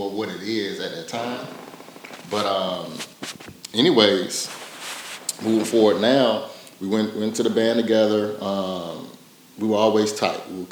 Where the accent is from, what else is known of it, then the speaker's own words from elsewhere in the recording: Portsmouth, Virginia, United States; moved away as an adult; also born or lived in Tennessee; I'm from Portsmouth, Virginia, originally, and came out here for college at TSU